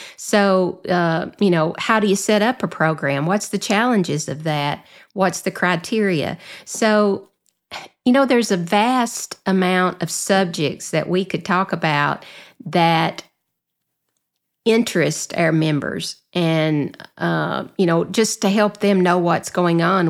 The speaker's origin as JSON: {"language": "English", "area": "the South", "region": "Southern United States", "country": "United States", "accent": "Southern", "said": "my Southern accent"}